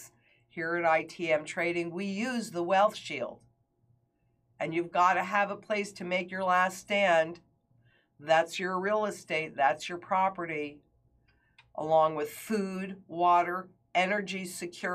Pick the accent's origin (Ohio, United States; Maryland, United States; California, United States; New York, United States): New York, United States; Kingston; moved away; Kingston, New York, my hometown